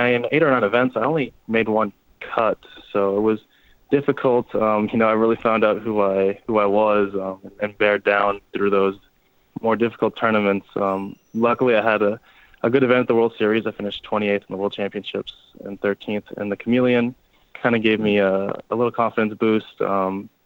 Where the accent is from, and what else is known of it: Canada